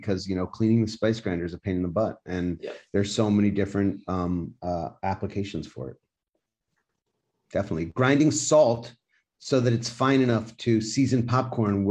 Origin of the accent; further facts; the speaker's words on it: United States; I'm from America